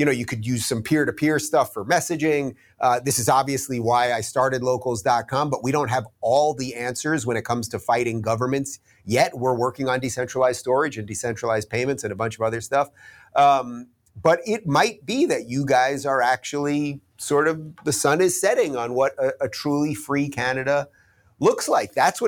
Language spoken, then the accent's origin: English; United States; I'm an American